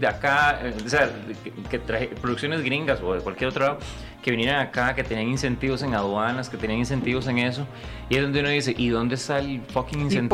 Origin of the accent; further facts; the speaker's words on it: Costa Rica; amo hacer cine en mi país, amo hacer proyectos en mi país